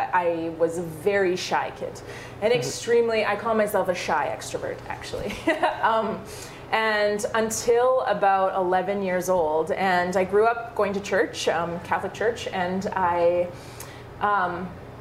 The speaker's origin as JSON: {"language": "English", "town": "Thunder Bay", "region": "Ontario", "country": "Canada", "tie": "born or raised there", "also_born_or_lived": "Cochrane, Alberta", "moved": "as an adult", "lives_now": "Calgary, Canada", "said": "I grew up in Thunder Bay, Ontario."}